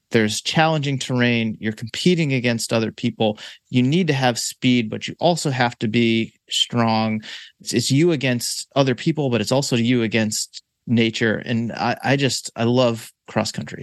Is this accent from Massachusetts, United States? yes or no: yes; Boston, Massachusetts, United States; my hometown, fine city of Boston, Massachusetts